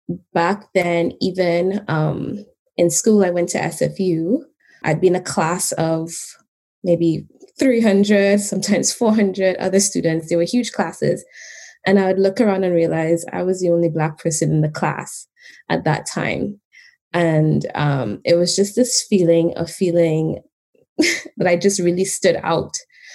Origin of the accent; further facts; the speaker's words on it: Trinidad & Tobago; moved away as an adult; now in Canada; I grew up in Trinidad and Tobago, and I moved here about 13 years ago when I was 21, although that ages me, but that's okay.